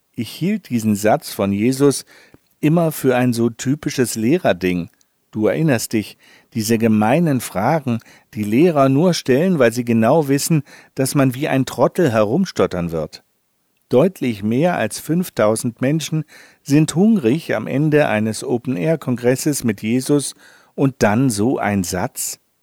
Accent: Northern Germany, Germany; als Norddeutscher

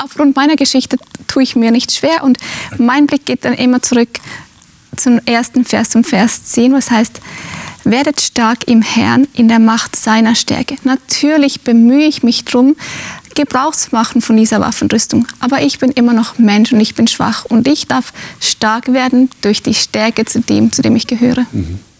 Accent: Finland; moved away; Ich bin in Finnland aufgewachsen, in einem sehr emanzipierten Land.

